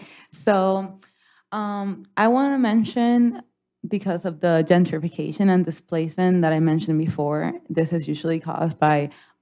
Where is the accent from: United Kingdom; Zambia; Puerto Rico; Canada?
Puerto Rico